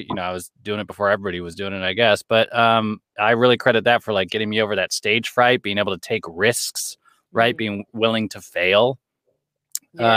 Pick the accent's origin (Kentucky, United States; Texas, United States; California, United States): California, United States; Los Angeles; moved away as an adult; now in New York City, United States; born and raised in Los Angeles.